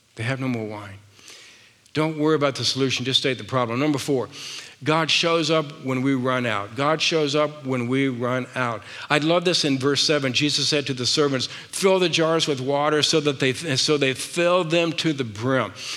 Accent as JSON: {"language": "English", "region": "the South", "country": "United States", "tie": "born or raised there", "said": "I was raised in the South"}